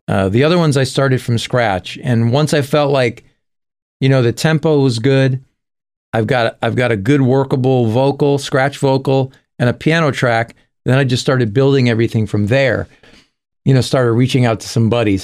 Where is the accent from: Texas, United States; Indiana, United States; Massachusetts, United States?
Massachusetts, United States; Springfield; In my hometown of Springfield, Massachusetts, we had a lot of clubs there